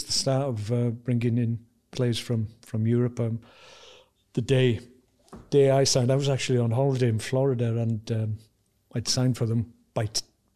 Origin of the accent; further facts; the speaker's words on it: Wales, United Kingdom; as a Welshman